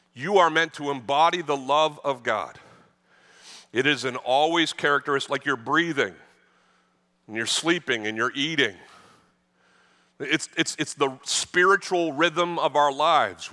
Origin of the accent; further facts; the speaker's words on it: the North, United States; now in Texas, United States; I, I grew up in the North